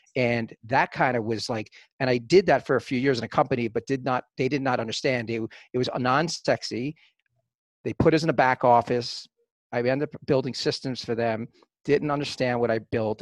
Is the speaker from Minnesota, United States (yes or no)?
no; New York City, New York, United States; growing up in the Bronx uh, in the early 70s